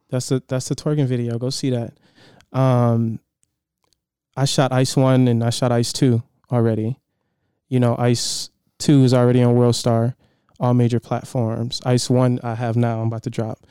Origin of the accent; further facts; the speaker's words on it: Detroit, Michigan, United States; now in San Diego, United States; I'm from Detroit.